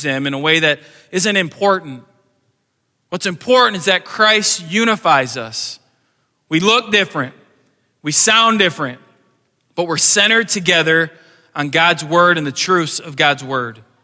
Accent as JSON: {"language": "English", "country": "United States"}